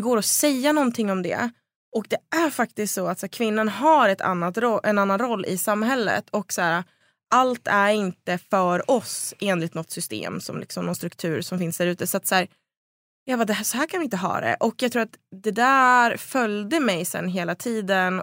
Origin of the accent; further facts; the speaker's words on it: Söderhamn, Gävleborg County, Sweden; det fanns inga tjejlag i Söderhamn där jag växte upp